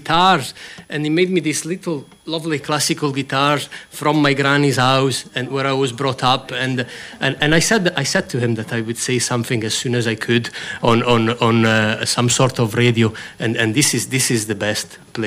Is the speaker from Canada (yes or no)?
no; Rivolta d'Adda, Lombardy, Italy; English is a second language; moved away as an adult; also born or lived in Milan; now in Scotland; I was born in Milan, but my town is a town called Rivolta d'Adda, which is 12 miles out of Milan, and it was a farming town when I was there. I was there until I was about 21, born and brought up there.